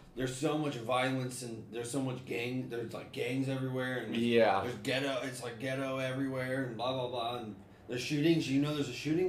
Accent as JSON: {"language": "English", "region": "Ohio", "country": "United States", "said": "I'm from Ohio."}